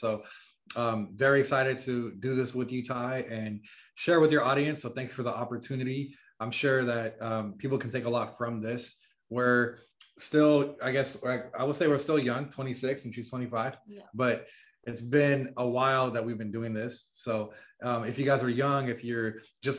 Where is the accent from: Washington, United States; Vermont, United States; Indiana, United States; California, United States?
California, United States; San Francisco; moved away as an adult; we're originally from San Francisco, California, that area